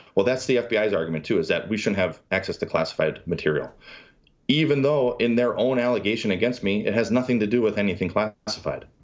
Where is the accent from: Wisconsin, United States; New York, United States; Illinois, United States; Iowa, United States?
Wisconsin, United States; Milwaukee; moved away; also born or lived in Wichita, Kansas; I come from Milwaukee, blue-collar family